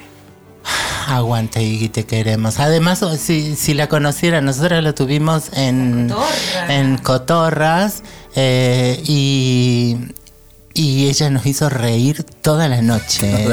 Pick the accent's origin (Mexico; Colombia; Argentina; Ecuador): Argentina; como argentina